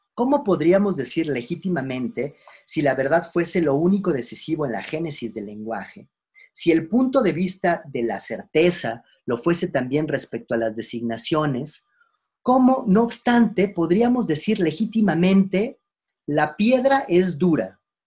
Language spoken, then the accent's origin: Spanish; Mexico; Nosotros como mexicanos, de dónde venimos